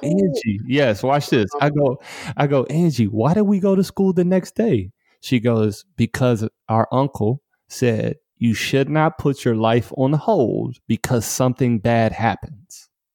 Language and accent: English; Detroit, Michigan, United States; moved away; I grew up in Detroit, Michigan